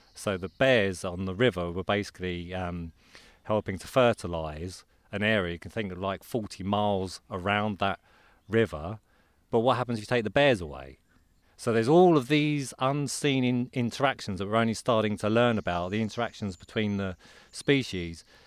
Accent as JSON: {"language": "English", "town": "Croydon", "region": "London", "country": "United Kingdom", "said": "I'm from Croydon in Surrey."}